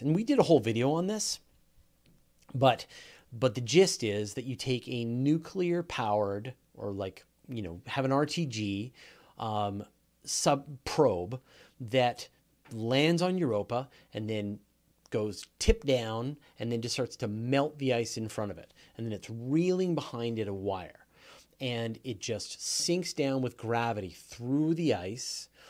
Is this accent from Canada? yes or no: yes; Canada; I'm Canadian